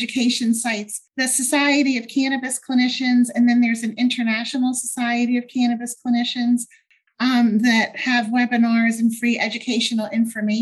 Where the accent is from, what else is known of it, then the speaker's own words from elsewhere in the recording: Baltimore, Maryland, United States; I'm from Baltimore, Maryland. I very rarely travel out of state